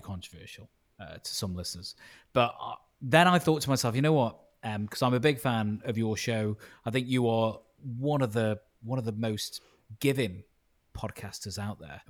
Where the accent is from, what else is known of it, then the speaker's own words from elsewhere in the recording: Stoke-on-Trent, West Midlands, United Kingdom; moved away as an adult; also born or lived in Leeds; I was born in Stoke on Trent. My parents are Italian and Greek, but I was born in Stoke on Trent